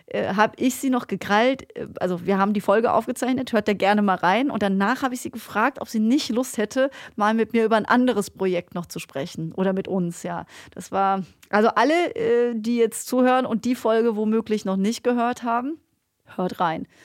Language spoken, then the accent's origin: German; Black Forest, Baden-Württemberg, Germany; komm aus dem Schwarzwald, Leute. Ich kann kein Hochdeutsch und schon gar kein äh, Hamburgerisch.